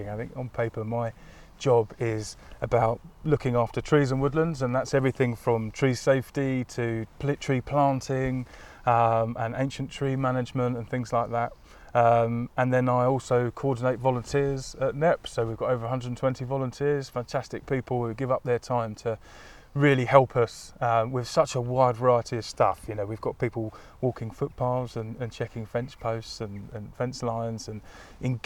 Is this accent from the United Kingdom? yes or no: yes; Crawley, South East England, United Kingdom; I grew up in a town not too far from here in West Sussex